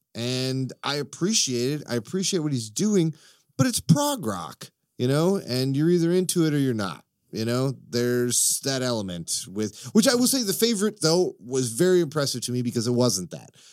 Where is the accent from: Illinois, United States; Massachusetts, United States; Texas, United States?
Illinois, United States; Chicago; also born or lived in Florida; I am a Chicagoan.